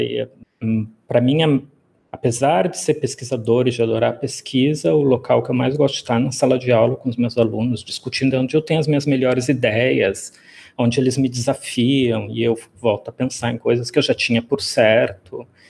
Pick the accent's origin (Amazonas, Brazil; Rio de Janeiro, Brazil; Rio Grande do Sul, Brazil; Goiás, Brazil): Rio Grande do Sul, Brazil; Rio Grande; moved away as an adult; also born or lived in São Paulo; now in Fortaleza, Brazil; eu sou do Rio Grande do Sul, né? Eu sou gaúcho, cidade lá da pontinha do, do, do Rio Grande do Sul, em Rio Grande